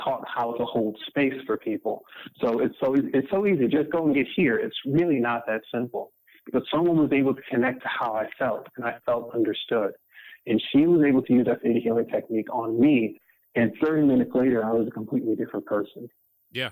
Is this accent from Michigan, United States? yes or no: yes; Detroit, Michigan, United States; born or raised there